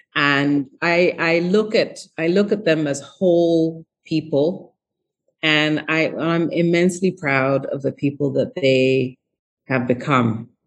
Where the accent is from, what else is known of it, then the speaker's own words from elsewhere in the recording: England, United Kingdom; moved away as an adult; also born or lived in Ghana / United States; I had left when I was really young and uh, moved to England when I was 7 and then moved to the US when I was 18. Um, and very, I was always very proudly Ghanaian